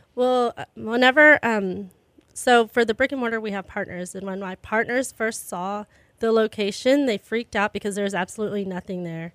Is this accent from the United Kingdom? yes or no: no; Pearland, Texas, United States; I'm from Pearland